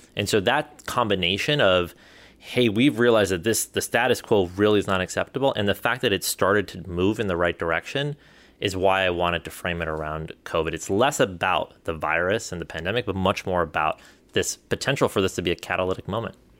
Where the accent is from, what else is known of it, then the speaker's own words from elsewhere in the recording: India; moved away; we come from India